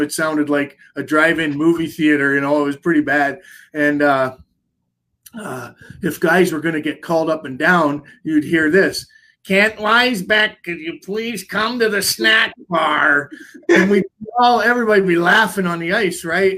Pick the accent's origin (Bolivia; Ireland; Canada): Canada; as a Canadian, no matter what, growing up, it's in your blood